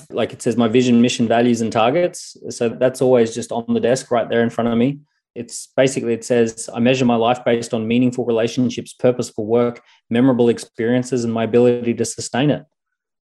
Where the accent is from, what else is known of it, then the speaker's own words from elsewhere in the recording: Australia; accent: Australian; When I was growing up in Australia